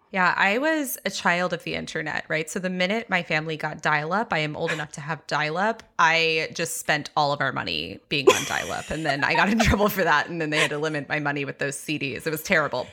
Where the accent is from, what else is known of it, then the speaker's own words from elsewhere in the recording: Texas, United States; I grew up very evangelical in Texas